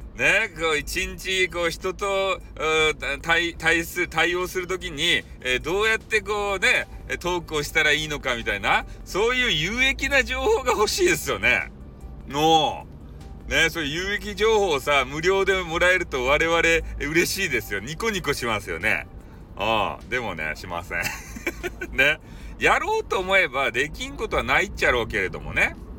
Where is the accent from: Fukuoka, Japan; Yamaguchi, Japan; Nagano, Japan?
Fukuoka, Japan; accent: Hakata-ben; 私の博多弁